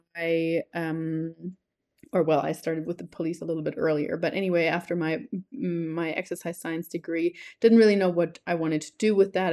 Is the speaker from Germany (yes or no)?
yes; Germany; also born or lived in New Zealand; now in Colombia; I am originally from Germany. I have lived there until two thousand nine, but then moved to New Zealand until two thousand nineteen.